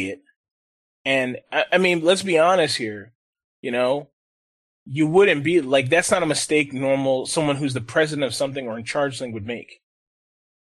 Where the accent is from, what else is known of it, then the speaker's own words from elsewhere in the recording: United States; I love being American